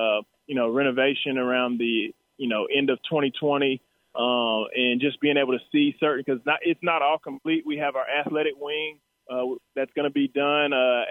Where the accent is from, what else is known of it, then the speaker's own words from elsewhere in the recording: Texas, United States; I was here from Texas